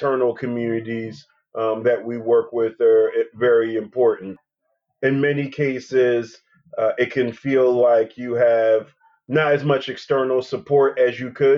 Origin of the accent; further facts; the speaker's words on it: Philadelphia, Pennsylvania, United States; I'm from Philadelphia. I'm from West Philadelphia specifically. So I'm a native Philadelphian